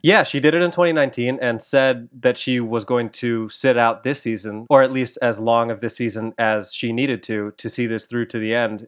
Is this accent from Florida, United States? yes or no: no; Chicago, Illinois, United States; also born or lived in Aurora, Illinois; I grew up in the Chicago area. I was actually born in Aurora, Illinois